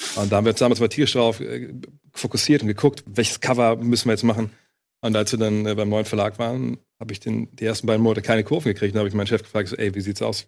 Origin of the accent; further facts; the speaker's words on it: Wolfsburg, Lower Saxony, Germany; moved away as an adult; also born or lived in Cologne; Ich komme aus Wolfsburg